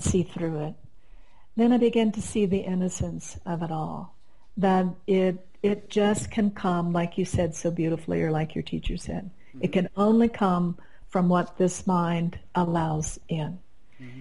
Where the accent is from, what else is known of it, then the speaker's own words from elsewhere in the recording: Midwest, United States; moved away as an adult; also born or lived in Kansas; now in Colorado, United States; I came from the Midwest, and my husband and I were still living there